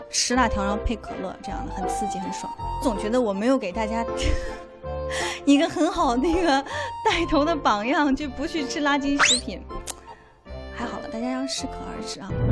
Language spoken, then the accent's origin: Chinese; Xi'an, Shaanxi, China; 我西安人嘛，陕西人，我喜欢吃粉蒸肉